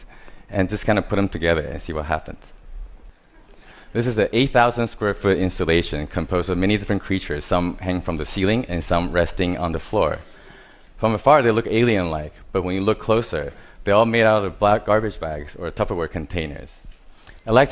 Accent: Taiwan; I was born in Taiwan

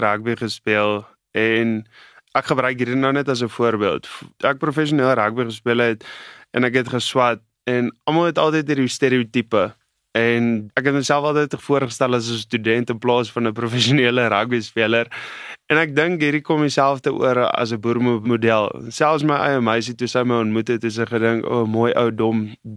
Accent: Namaqualand, Northern Cape, South Africa; ek het groot geword in die Namakoland en dis op die Weskus

